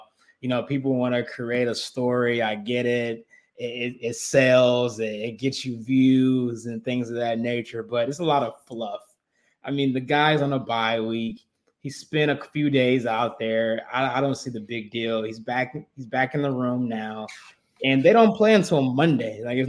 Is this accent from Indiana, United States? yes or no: no; Kansas City, Missouri, United States; I'm from that city. I'm from Kansas City.